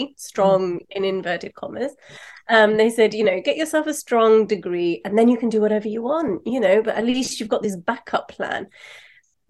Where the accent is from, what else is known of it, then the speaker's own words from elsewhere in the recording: London, United Kingdom; Pakistani background, born and raised in London